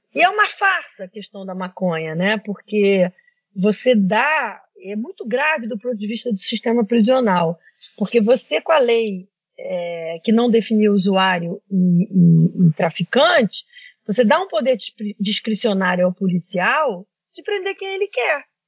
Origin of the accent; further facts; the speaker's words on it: Brazil; como brasileiros